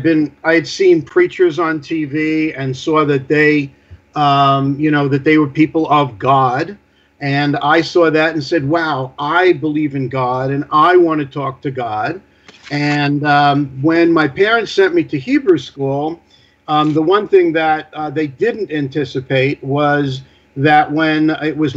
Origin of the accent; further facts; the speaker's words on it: New York City, New York, United States; I grew up in the Bayside Whitestone area